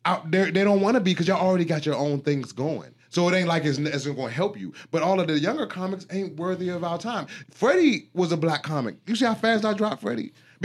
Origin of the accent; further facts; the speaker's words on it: Washington, District of Columbia, United States; moved away; I'm from the District of Columbia